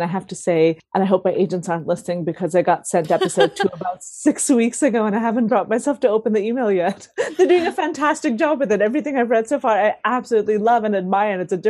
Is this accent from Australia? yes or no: no; Delhi, India; born there; also born or lived in Sweden; So I was born in Delhi, and then I sort of grew up traveling around, went to several different schools, ended up spending sort of 3 months a year for a few years in Sweden